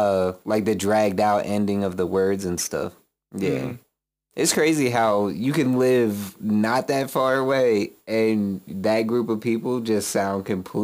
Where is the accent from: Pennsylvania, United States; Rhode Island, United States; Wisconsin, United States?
Pennsylvania, United States; Philadelphia; accent: Philly; say Philly, because we have a very unique accent in this area